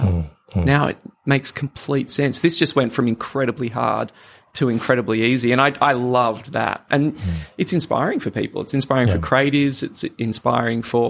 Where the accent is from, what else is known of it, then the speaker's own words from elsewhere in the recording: Sydney, New South Wales, Australia; also born or lived in Papua New Guinea; I was born in Papua New Guinea and grew up in Sydney